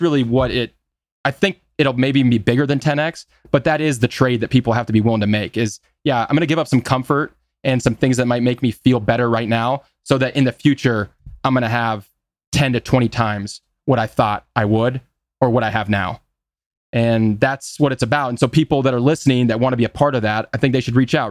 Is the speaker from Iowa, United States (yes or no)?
yes; Des Moines, Iowa, United States; I'm from Des Moines, as we've talked about, which is just a small midtown city